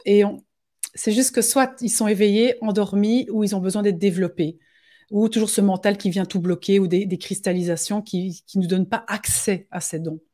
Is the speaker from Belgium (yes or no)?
yes; Belgium; chez nous en Belgique